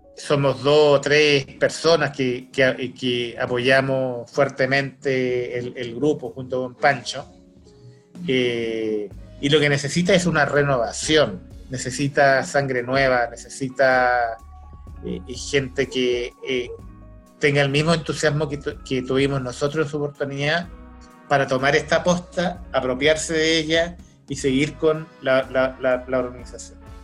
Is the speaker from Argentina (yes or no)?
no; Chile; accent: Chilean; tenemos un acento los chilenos, tenemos un acento propio nuestro, yo tengo ese acento